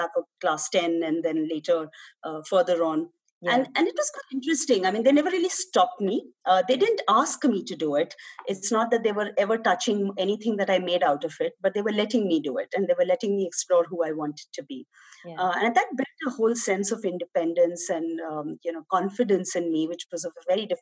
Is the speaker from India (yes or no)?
yes; Mumbai, Maharashtra, India; I'm a Mumbai girl, born and brought up in Mumbai, in suburbs of Mumbai